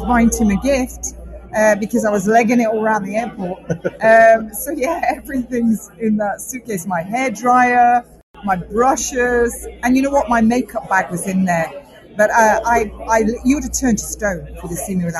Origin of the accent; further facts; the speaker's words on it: United Kingdom; I am a Brit